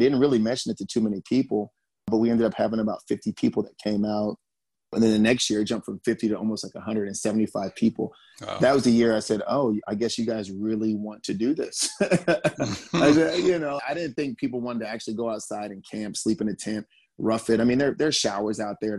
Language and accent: English; Germany; born there; I was born in Germany. So traveling has always been part of my life.